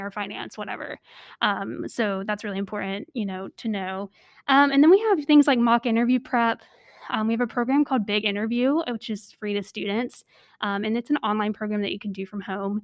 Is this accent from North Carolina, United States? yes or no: yes; North Carolina, United States; I grew up in North Carolina